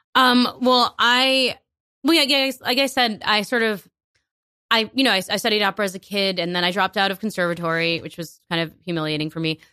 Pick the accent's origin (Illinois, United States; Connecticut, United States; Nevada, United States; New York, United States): New York, United States; I was born here, and, like, I can't deny that. But I identify as a New Yorker first